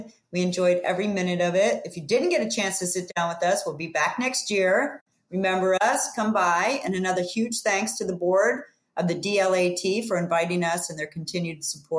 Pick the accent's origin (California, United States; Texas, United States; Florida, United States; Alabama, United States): Florida, United States; my hometown state of Florida